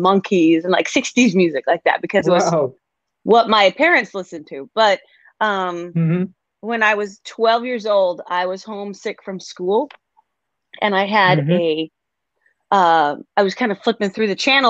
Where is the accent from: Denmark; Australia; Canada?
Denmark; moved away as an adult; also born or lived in Seattle, Washington / Nashville; now in United States; I grew up in a small town in Denmark and out in the country